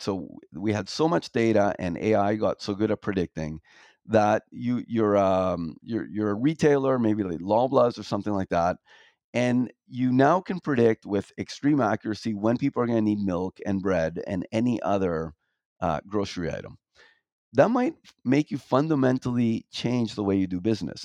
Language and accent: English; Toronto, Ontario, Canada; moved away as an adult; I grew up in Toronto